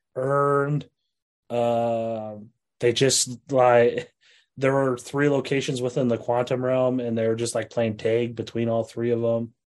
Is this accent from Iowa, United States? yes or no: yes; Iowa, United States; I'm from Iowa